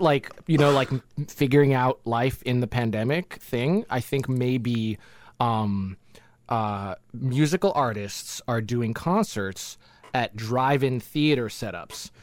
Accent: Jamaica; we're, we're from Jamaica

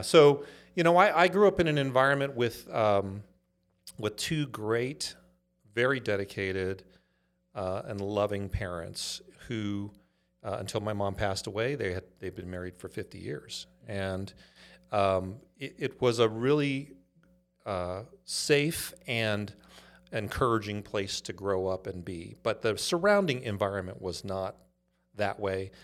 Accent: Inglewood, California, United States; also born or lived in Los Angeles, California; grew up in a, a town called Inglewood

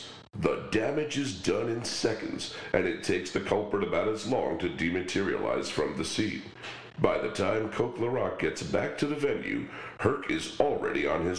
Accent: New York City, New York, United States; I grew up in Far East Queens. The nearest park to me was a lush green thing with a lake and a forest and tennis courts.

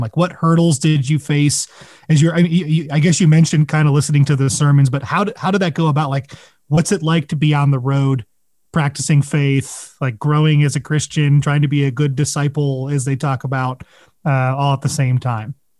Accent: Midwest, United States; moved away; I grew up in the Midwest

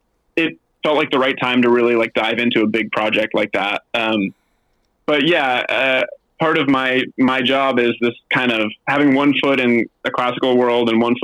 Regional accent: Berkeley, Massachusetts, United States; also born or lived in Newport, Rhode Island; I grew up in southeastern Massachusetts. I was born in Newport, Rhode Island, and then I lived in this town called Berkeley, Massachusetts until I went to college.

